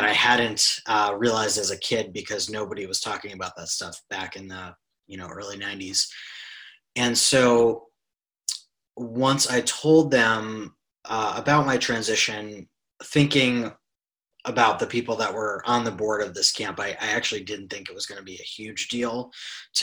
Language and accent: English; New York City, New York, United States; I grew up in New York City